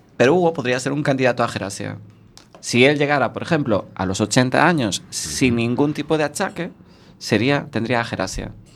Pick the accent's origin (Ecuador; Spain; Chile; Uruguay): Spain; Boiro, Galicia; yo soy de Boiro